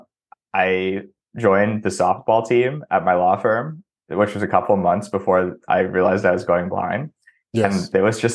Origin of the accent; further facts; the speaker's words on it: outside of Seattle, Washington, United States; also born or lived in New York; now in Los Angeles, United States; I grew up outside of Seattle and kind of hopped around to LA, New York, and then moved back